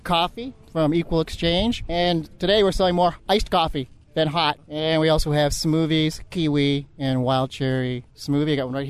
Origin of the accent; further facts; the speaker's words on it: Houlton, Maine, United States; Right here from Houlton.